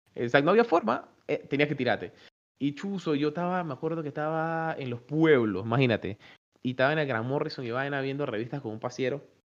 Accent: Panama; nosotros como panameños

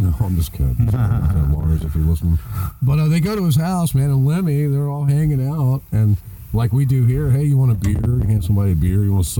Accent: Ohio, United States; moved away; I want to go to my hometown and see them at the Nutter, man.

